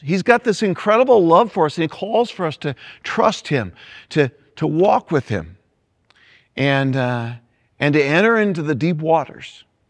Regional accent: Greenwood, Indiana, United States; my hometown, Greenwood, Indiana.

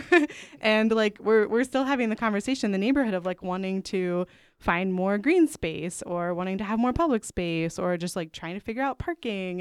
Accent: Pittsburgh, Pennsylvania, United States; now in Chicago, United States; my hometown of Pittsburgh, Pennsylvania

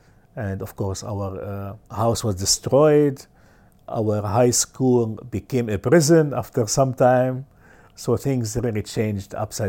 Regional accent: Lebanon; English is a second language; from Lebanon, born in Lebanon.

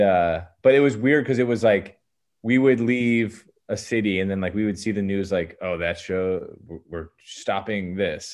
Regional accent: Medina, Ohio, United States; also born or lived in Maine; I lived in a suburb classic suburb, you know, of Cleveland

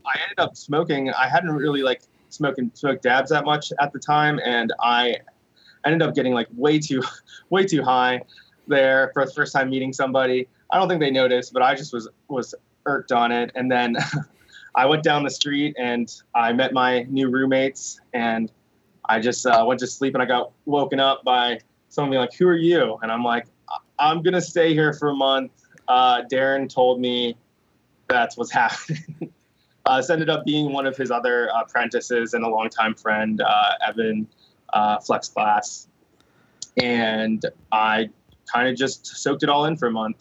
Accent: Wheeling, West Virginia, United States; growing up in Wheeling

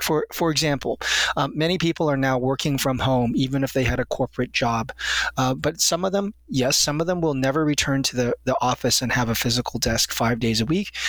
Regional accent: United States; since I am an American

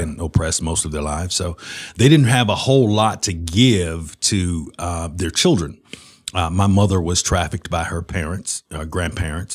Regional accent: Birmingham, Alabama, United States; I was born in Lord Nolan Hospital, and, and all my family was, uh, you know, basically in Inslee, which is the west side of Birmingham

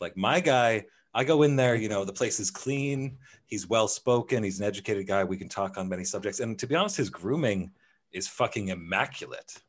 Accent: Canada; I'm from Canada

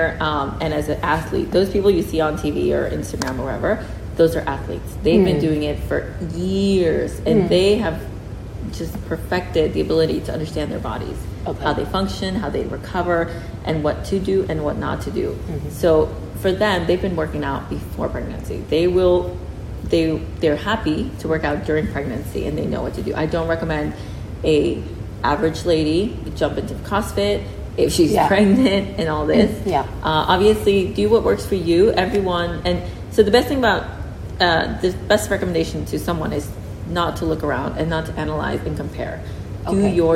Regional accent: United States; moved away as an adult; now in Singapore; I'm originally from the States

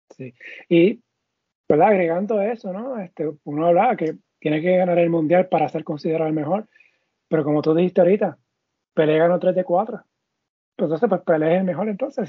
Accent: Puerto Rico; Nosotros somos boricua.

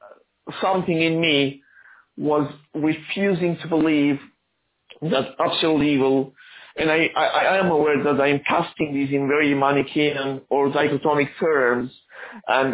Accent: Argentina; also born or lived in Aleppo, Syria / United States; now in Italy; I was born in Aleppo, Syria, but I was raised in Argentina and I become an Argentine citizen. Then I became an American citizen and I'm now living in Italy.

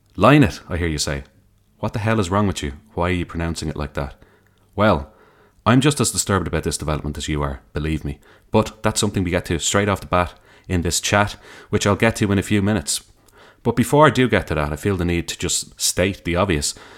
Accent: Dublin, Leinster, Ireland; growing up in Dublin.

